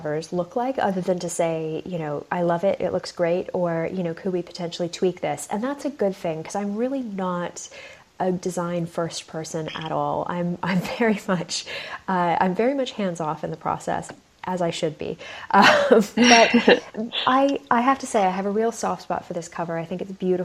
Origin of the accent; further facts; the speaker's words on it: United States; now in United Kingdom; I have the funny privilege of being both American and British.